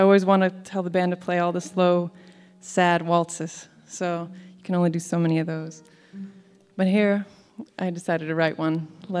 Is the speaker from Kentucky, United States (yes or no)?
yes; Louisville, Kentucky, United States; we're from Kentucky, Louisville, Kentucky, both of us.